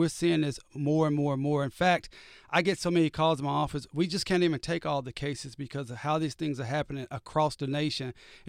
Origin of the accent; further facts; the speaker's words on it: Tulsa, Oklahoma, United States; Look, I come from Tulsa, Oklahoma, the home of Black Wall Street.